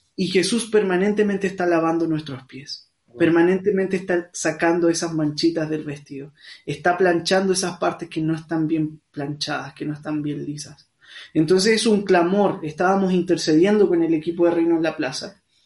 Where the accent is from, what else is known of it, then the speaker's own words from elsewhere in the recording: Santiago, Santiago Metropolitan Region, Chile; soy de acá de Santiago de Chile